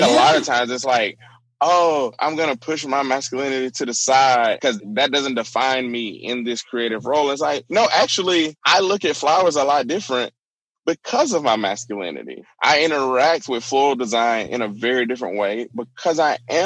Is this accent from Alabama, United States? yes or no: yes; Alabama, United States; moved away; growing up in the South, I'm from Alabama originally in a small town.